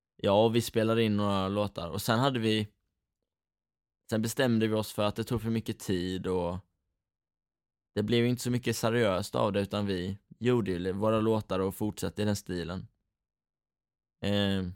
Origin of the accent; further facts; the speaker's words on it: Rydaholm, Jönköping County, Sweden; vi är från Rydaholm hela gänget